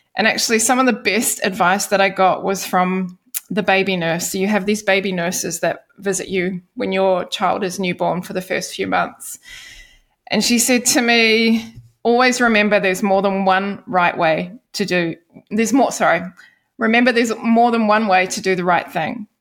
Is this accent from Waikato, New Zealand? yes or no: no; Wellington, New Zealand; accent: New Zealand; moved away as an adult; now in Denmark; in Wellington in my hometown